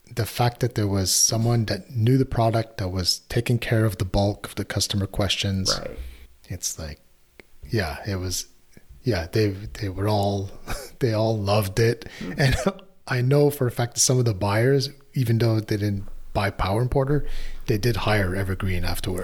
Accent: Canada; as a Canadian

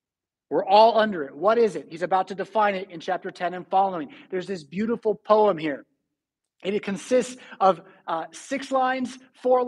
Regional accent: California, United States; now in Rockford, United States; I'm from California.

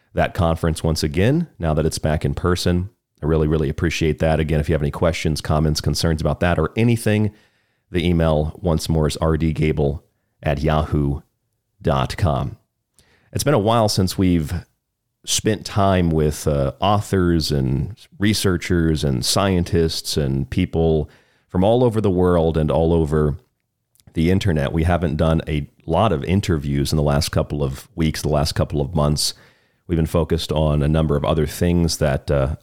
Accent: Florida, United States; now in Arizona, United States; Florida, my home state, not too far from where I grew up

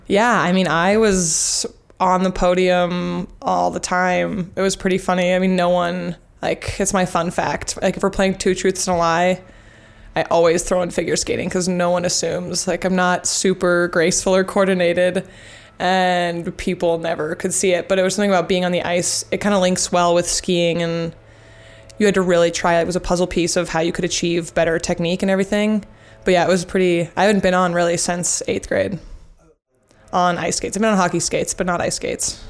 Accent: Jackson, Wyoming, United States; also born or lived in Sun Valley, Idaho / Boulder, Colorado; now in Bend, United States; I grew up in Jackson Hole, spent a lot of time in Sun Valley, and most recently I just graduated from University of Colorado Boulder

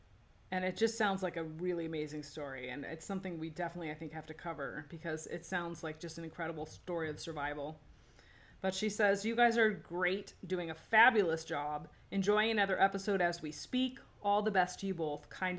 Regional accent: South Africa; now in Lucca, Italy; I was born and raised in South Africa to Italian parents and moved to Italy a few years ago. I live in Lucca, Tuscany.

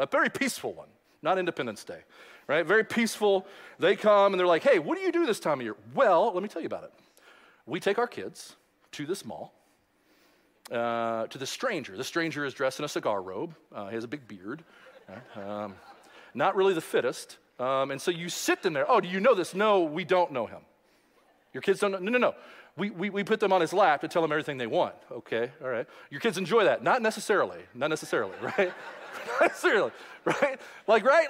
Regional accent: Louisville, Kentucky, United States; growing up in Louisville, Kentucky

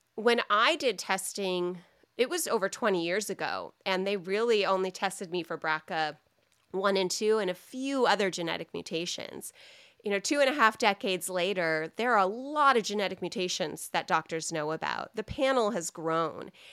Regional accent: United States

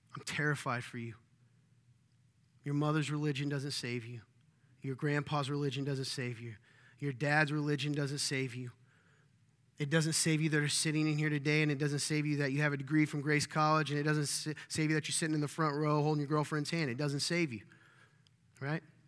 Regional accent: the South, United States; I'm from the South

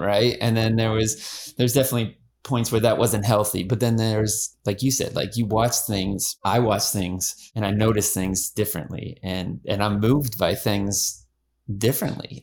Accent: Erie, Pennsylvania, United States; moved away as an adult; now in Houston, United States; We're from Pennsylvania area, Erie, Pennsylvania.

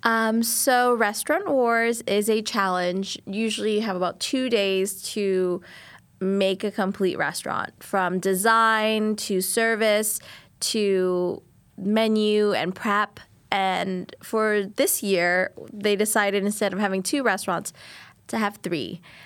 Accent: New Orleans, Louisiana, United States; I'm Vietnamese and I am from New Orleans

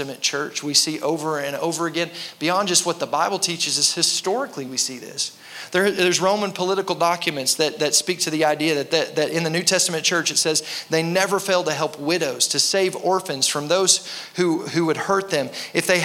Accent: United States; American Christians

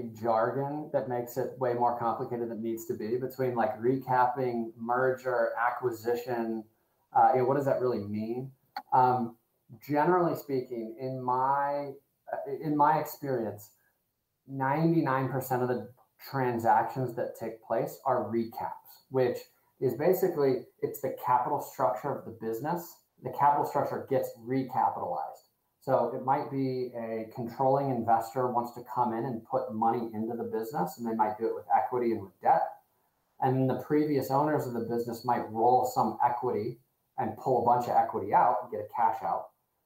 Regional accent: Fort Wayne, Indiana, United States; I grew up in Indiana, a smaller town of Fort Wayne, Indiana. And there was nothing like that.

